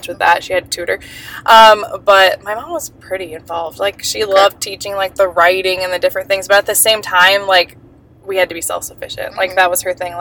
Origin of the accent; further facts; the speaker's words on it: Eastern Iowa, United States; I'm from Eastern Iowa. I've grown up in Iowa my whole life